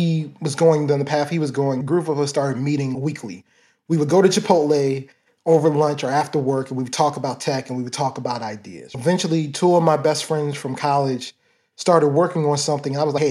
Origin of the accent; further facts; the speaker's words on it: Baltimore, Maryland, United States; I grew up in Baltimore, Maryland. Started in early parts of my childhood. I was in Baltimore City. Then my family moved out to Baltimore County.